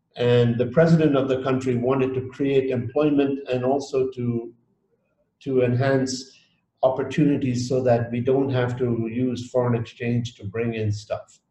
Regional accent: Dar es Salaam, Tanzania; moved away; also born or lived in Geneva, Switzerland; I was born in Dar es Salaam, Tanzania, many, many years ago. And I did my first part of schooling there. And then my family sent me to École Internationale de Genève in Geneva

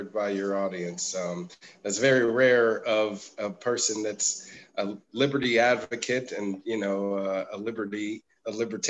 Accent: United States; as an American

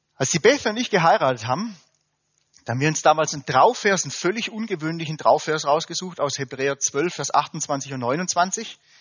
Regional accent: Germany; wir Deutschen

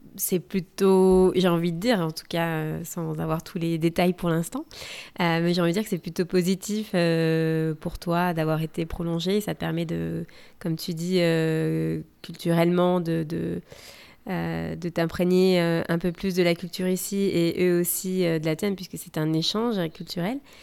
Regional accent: France; now in United States

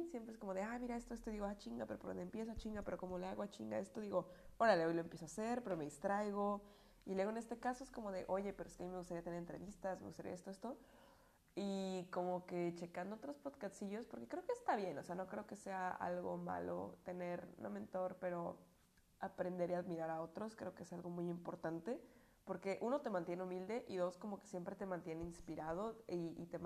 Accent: Puebla, Mexico; accent: Puebla; No, sí, mi acento que me llevé de las Pueblas. Gracias, Puebla. Creo que fue el mejor recuerdo que me traje.

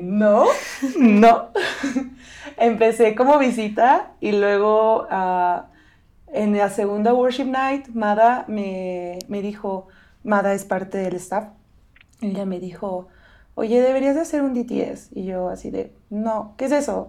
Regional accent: State of Mexico, Mexico; moved away; soy mexicana, crecí en el Estado de México

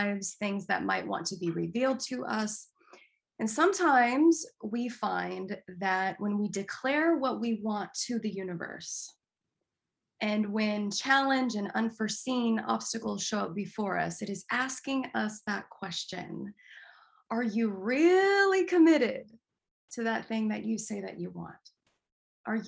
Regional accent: Denver, Colorado, United States; moved away as an adult; now in Seattle, United States; Dr. Roger Teal, who I grew up with in Mile High Church in Denver.

